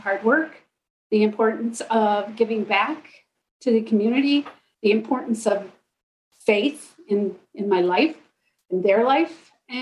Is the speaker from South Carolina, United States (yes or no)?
no; Midland, Michigan, United States; also born or lived in Fisherville, Michigan; I grew up in Midland primarily